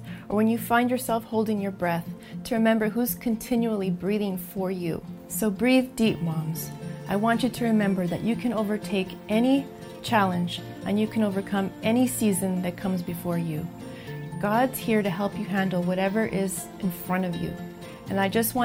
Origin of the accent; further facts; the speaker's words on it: El Paso, Texas, United States; moved away; my hometown of El Paso, Texas